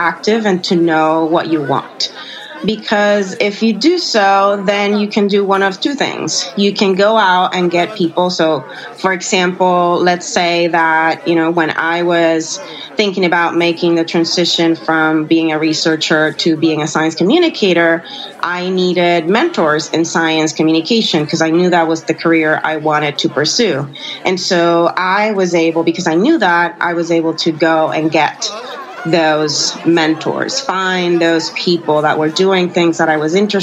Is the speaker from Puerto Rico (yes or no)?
yes; Puerto Rico; I'm from Puerto Rico